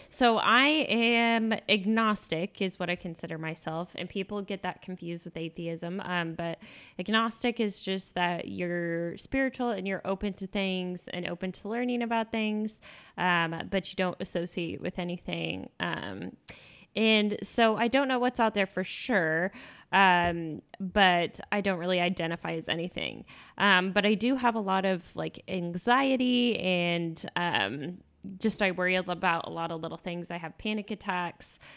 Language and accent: English; Texas, United States; I came from Texas and I had never seen it before that.